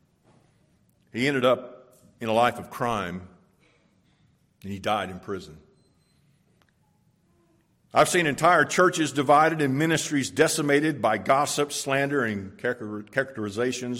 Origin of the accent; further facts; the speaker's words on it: Florida, United States; When I was a boy and a young teen, I grew up in Florida